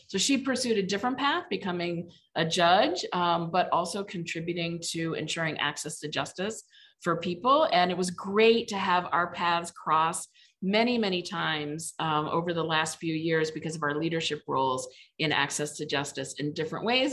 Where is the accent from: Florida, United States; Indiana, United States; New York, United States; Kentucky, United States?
Indiana, United States; Mishawaka; moved away as an adult; now in Cleveland, United States; I'm from Indiana, grew up in Mishawaka, Indiana